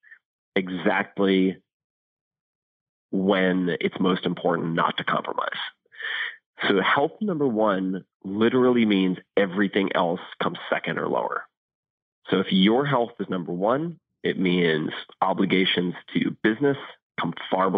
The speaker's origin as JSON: {"language": "English", "area": "Eastern Long Island", "region": "New York", "country": "United States", "tie": "born or raised there", "said": "where I grew up on Eastern Long Island"}